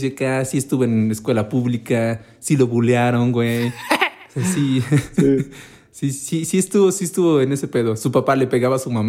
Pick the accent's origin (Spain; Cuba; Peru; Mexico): Mexico; como buenos mexicanos malinchistas